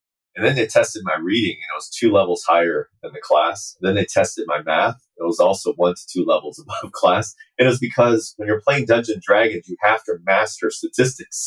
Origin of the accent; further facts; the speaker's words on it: Uijeongbu, Gyeonggi Province, South Korea; I grew up in South Korea. I grew up in a very small town called Wijeonbu.